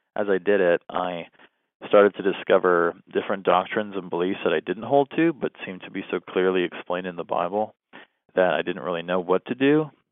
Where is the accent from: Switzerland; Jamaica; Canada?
Canada; southwestern Ontario; moved away as an adult; also born or lived in Southern United States; now in northern United States; I was raised Roman Catholic um, in southwestern Ontario, Canada. So I'm Canadian